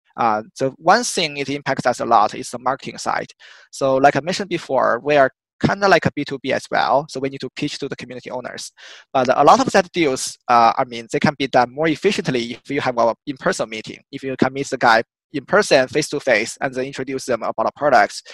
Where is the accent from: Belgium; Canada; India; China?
China; moved away as an adult; also born or lived in United Kingdom / Australia / Boston; So I was originally from China. Um, I born and raised there